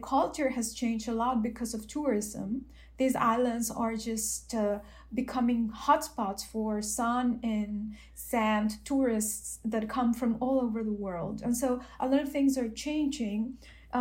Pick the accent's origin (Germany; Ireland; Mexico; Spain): Mexico; I'm from Mexico